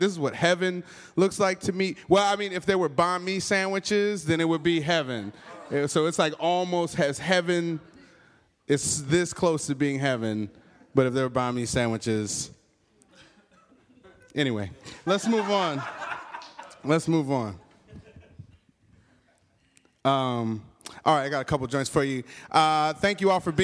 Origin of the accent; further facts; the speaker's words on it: Michigan, United States; I'm from Michigan